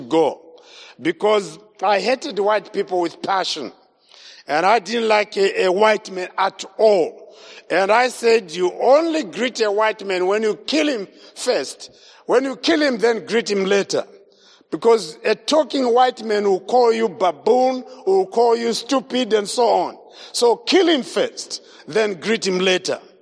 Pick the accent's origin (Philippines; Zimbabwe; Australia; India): Zimbabwe; I was born in Zimbabwe, grew up in Zimbabwe